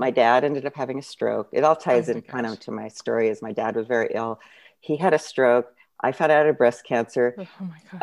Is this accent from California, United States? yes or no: yes; San Jose, California, United States; now in Santa Cruz, United States; I grew up in San Jose, but I live um, in Santa Cruz area now